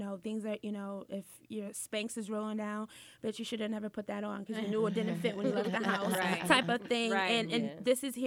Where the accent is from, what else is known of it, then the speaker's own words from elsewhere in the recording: Hartford, Connecticut, United States; I'm from Hartford, Connecticut